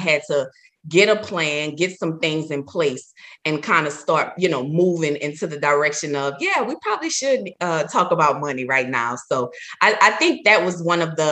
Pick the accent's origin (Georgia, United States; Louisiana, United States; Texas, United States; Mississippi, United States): Louisiana, United States; New Orleans; I'm from New Orleans.